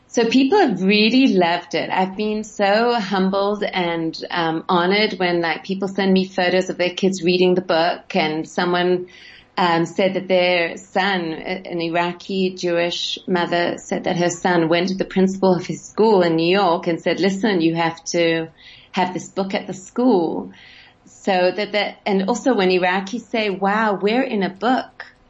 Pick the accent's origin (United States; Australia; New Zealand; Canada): Australia; Sydney, New South Wales; moved away; I grew up in Sydney